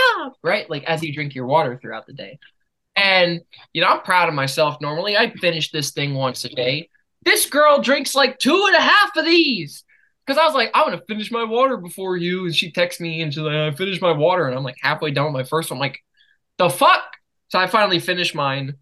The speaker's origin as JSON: {"language": "English", "country": "United States", "said": "I'm American"}